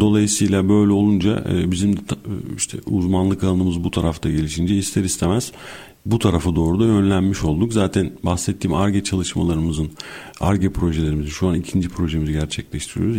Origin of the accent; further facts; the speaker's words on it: Bursa, Turkey; moved away as an adult; now in Istanbul, Turkey; 1981 e, Bursa doğumluyum. E, ilk orta öğrenimi Bursa'da tamamladım.